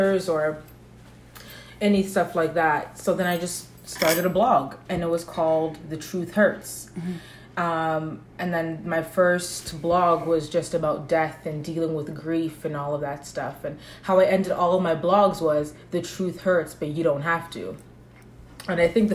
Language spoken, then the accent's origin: English; Canada; also born or lived in Toronto; I'm 24 years old. I'm Canadian